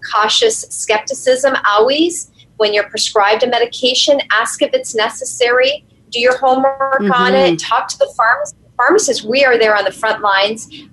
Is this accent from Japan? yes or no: no; Canada; I'm Canadian